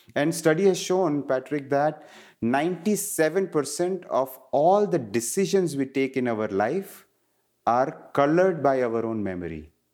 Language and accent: English; India; moved away; growing up in India, I was surrounded by Ayurveda